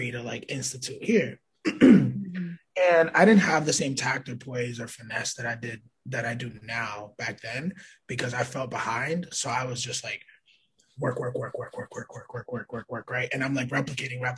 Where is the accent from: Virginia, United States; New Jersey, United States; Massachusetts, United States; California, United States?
Massachusetts, United States; Lawrence; also born or lived in Manhattan, New York; now in Springfield, United States; I consider Springfield, Massachusetts home, although I was born in Manhattan, New York, and raised in Lawrence